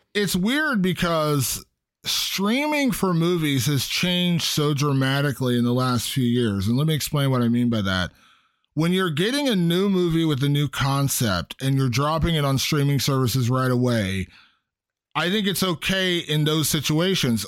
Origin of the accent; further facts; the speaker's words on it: Ohio, United States; my home state of Ohio